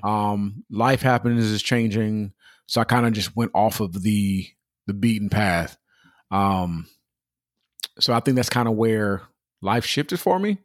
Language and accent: English; Pomona, California, United States; also born or lived in Upland, California / Ontario, California; we moved from Pomona to a whole nother city